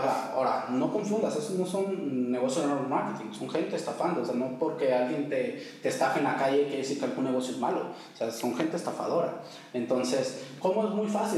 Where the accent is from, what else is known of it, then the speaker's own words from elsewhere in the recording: Tepic, Nayarit, Mexico; also born or lived in Durango; originario de Durango. Soy de Durango, pero, pues, prácticamente digo que soy de aquí de Tepic, ¿no? Toda mi vida he vivido aquí en Tepic.